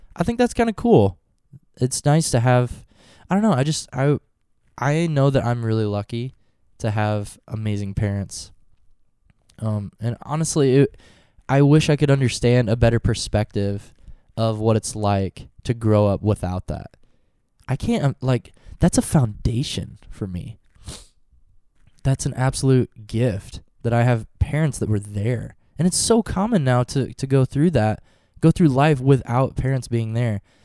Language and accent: English; Norfolk, United States; Norfolk today, my hometown